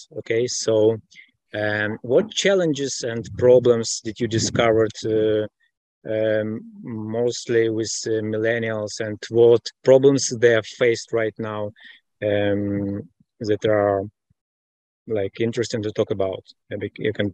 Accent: Israel; I'm from Israel.

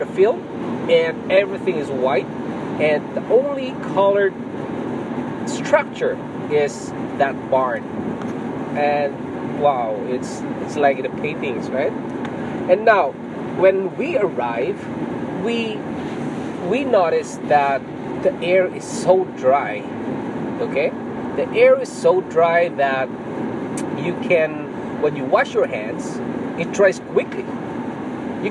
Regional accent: Philippines; moved away as an adult; now in Canada; I came from Philippines

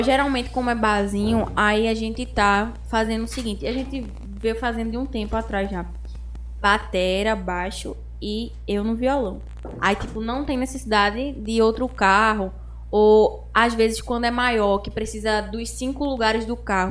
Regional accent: Carpina, Pernambuco, Brazil; diretamente de Carpina

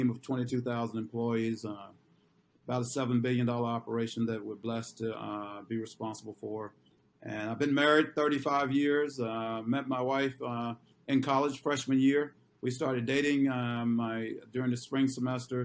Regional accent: Grenada, Mississippi, United States; born and raised in Grenada, Mississippi, about 95 miles south of Memphis

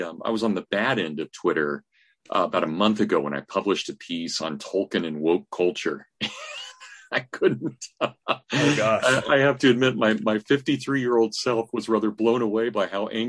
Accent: Kansas, United States; moved away as an adult; also born or lived in Indiana / Southern Michigan; now in Hillsdale, United States; I'm from Kansas originally. I ended up going to Notre Dame, and then I went to Indiana University for grad school.

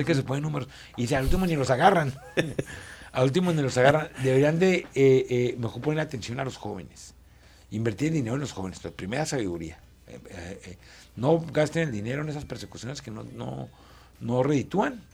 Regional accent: Chihuahua, Mexico; soy un chihuahuense

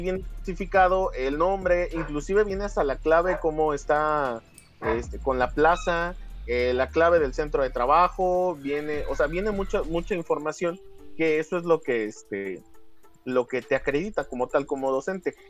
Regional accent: Mexico; como pinches mexicanos que somos

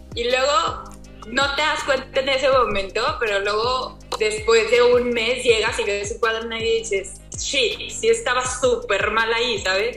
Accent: Torreón, Coahuila, Mexico; soy de Torreón, Coahuila.

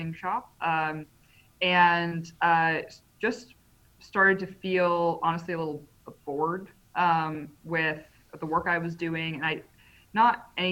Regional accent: Canada; moved away; also born or lived in United States; I am Canadian

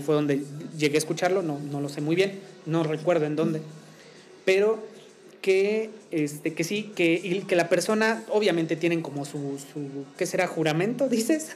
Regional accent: Mexico; nosotros como, como mexicanos

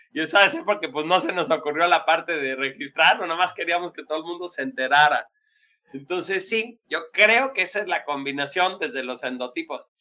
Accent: Mexico; los mexicanos

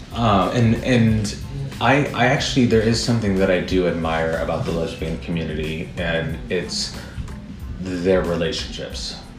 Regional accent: Midwest, United States; now in New York, United States; I'm from the Midwest

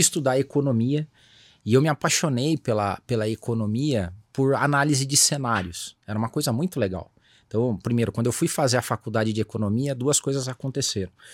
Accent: Brazil; born or raised there

